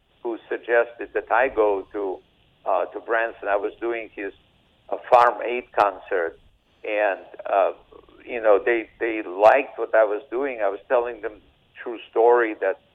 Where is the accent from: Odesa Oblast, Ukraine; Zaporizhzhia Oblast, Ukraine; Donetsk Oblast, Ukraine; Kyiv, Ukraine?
Odesa Oblast, Ukraine; Odesa; English is a second language; now in United States; I speak Russian, and I don't really, even though I grew up in Odessa, Ukraine, this is a Russian-speaking area.